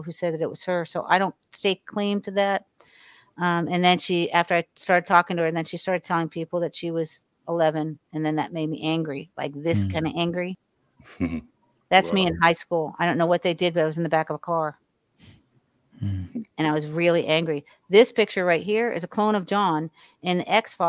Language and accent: English; Miami, Florida, United States; also born or lived in Hollywood, Florida; I was raised in Ives Estates in Miami, Florida